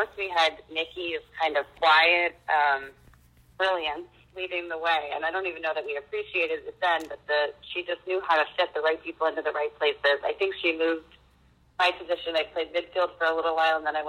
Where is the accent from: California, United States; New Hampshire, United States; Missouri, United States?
New Hampshire, United States; Concord; I grew up in Concord, New Hampshire